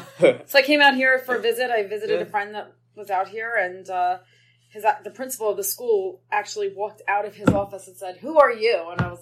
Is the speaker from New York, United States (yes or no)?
yes; New York City, New York, United States; accent: New York; moved away as an adult; now in Las Vegas, United States; So yes, born and raised in Brooklyn, New York.